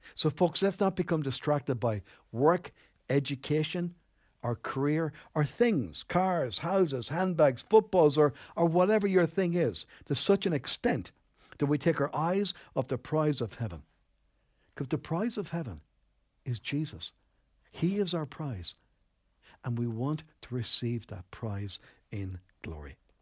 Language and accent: English; Enniscorthy, Leinster, Ireland; moved away as an adult; also born or lived in Newbridge, County Kildare; I grew up in Anniscorthy